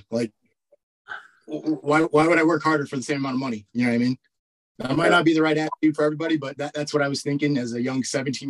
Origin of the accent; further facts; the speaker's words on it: Camp Pendleton, California, United States; My dad was Marine Corps, and so I grew up on Camp Pendleton.